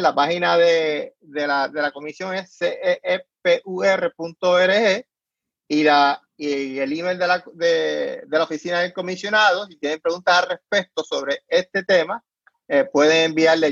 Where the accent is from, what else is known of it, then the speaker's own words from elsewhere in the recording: Puerto Rico; moved away; soy puertorriqueño, es mi identidad